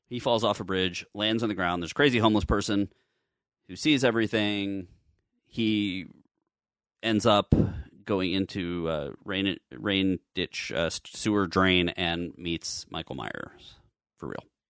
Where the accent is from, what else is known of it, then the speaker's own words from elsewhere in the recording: Canada; I'm Canadian